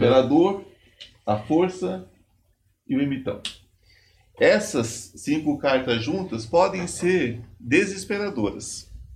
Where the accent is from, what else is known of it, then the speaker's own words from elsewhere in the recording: São Paulo, Brazil; eu sou paulista, sou aqui do interior, sou de São Paulo